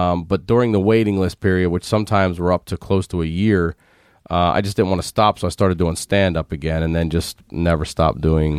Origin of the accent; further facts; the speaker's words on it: Baltimore, Maryland, United States; moved away as an adult; now in Los Angeles, United States; I'm originally from Baltimore.